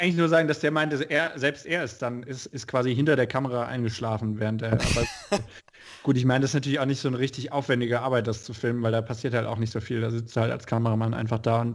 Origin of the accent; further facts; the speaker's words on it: Rhineland-Palatinate, Germany; ich komme ja aus Rheinland-Pfalz